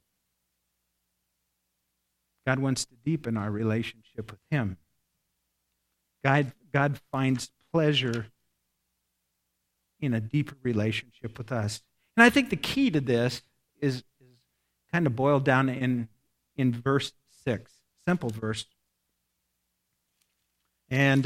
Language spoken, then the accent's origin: English; Nebraska, United States; I grew up in Nebraska. I'm a Cornhusker. Grew up in a little town